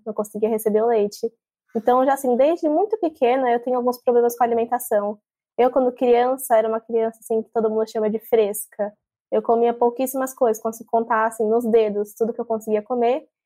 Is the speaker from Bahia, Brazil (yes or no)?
no; São Paulo, Brazil; now in Praia Grande, Brazil; eu estou morando aqui em Praia Grande, litoral de São Paulo, com minha mãe, mas eu sou de São Paulo, capital